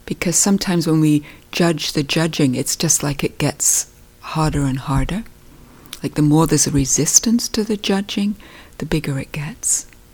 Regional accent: United Kingdom; being British, I grew up

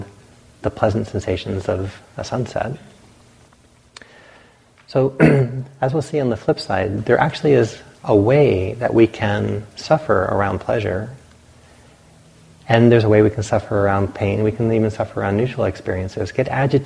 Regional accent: the Atlantic coast, East Coast, United States; moved away; I grew up on the Atlantic

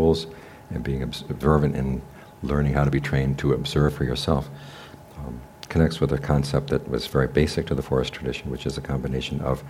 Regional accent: United States; also born or lived in Thailand; we were raised in American high schools where it was the intelligent students were disrespectful to the teachers

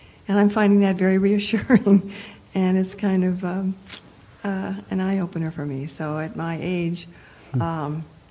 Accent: Midwest, United States; moved away; I was raised a Protestant in Presbyterian Lutheran churches back in the Midwest

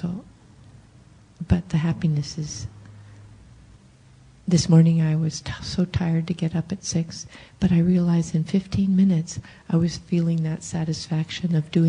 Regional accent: San Jose, California, United States; I think I counted it was 10 people this time because I come from East San Jose.

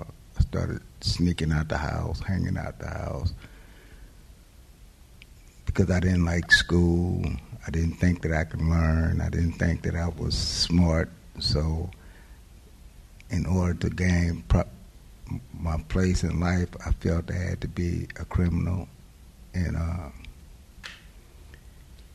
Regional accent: Oakland, California, United States; I was born in Oakland.

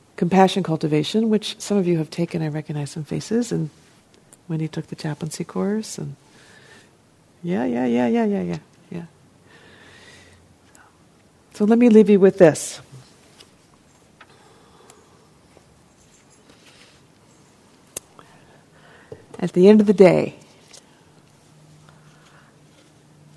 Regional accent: New Jersey, United States; I'm from New Jersey

